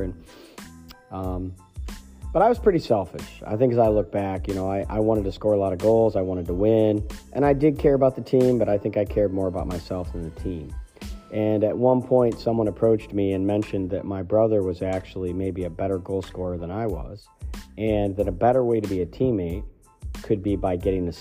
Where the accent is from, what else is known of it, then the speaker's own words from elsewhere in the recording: Ohio, United States; also born or lived in Pennsylvania; now in Maine, United States; these are people that I grew up with in Ohio